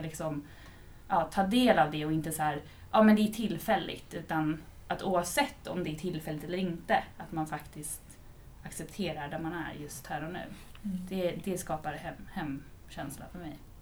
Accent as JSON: {"language": "Swedish", "town": "Vaxholm", "region": "Stockholm County", "country": "Sweden", "tie": "born or raised there", "moved": "as an adult", "lives_now": "Jakobsberg, Sweden", "said": "jag är uppväxt eh, ute på Vaxholm"}